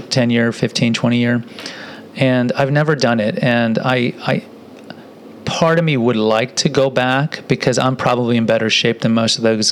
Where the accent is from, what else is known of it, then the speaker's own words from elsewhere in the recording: Houston, Texas, United States; I grew up in Houston, too, but I grew up over in the southwest side